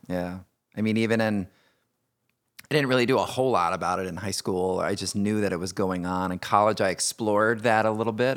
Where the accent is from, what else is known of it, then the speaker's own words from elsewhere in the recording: Indiana, United States; I grew up in Indiana, uh, youngest of three boys